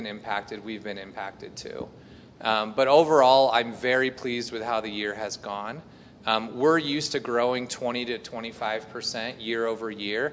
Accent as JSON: {"language": "English", "region": "Indiana", "country": "United States", "tie": "born or raised there", "said": "I grew up in Indiana, and at my high school, we had a radio station"}